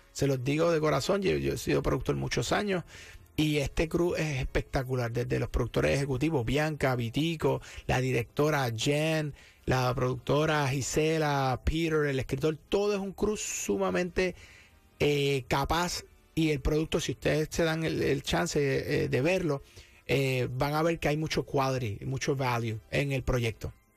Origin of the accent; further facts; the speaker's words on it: Cabo Rojo, Puerto Rico; accent: Puerto Rican; now in San Juan, Puerto Rico; de allá, natural de Cabo Rojo y adoptado en San Juan hace muchos años. Este, pero sí, Boricua